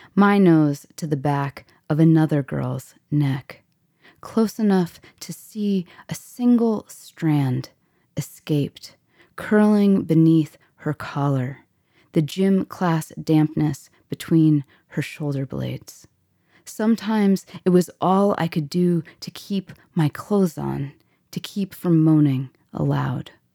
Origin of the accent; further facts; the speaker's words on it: Florida, United States; growing up in Florida